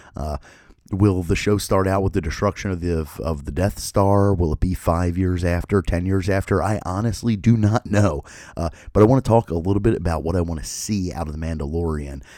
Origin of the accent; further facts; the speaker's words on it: Philadelphia, Pennsylvania, United States; I grew up in Philadelphia